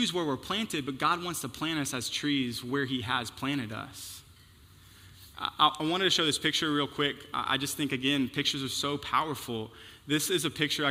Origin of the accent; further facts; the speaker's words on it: Houston, Texas, United States; moved away; I'm from Houston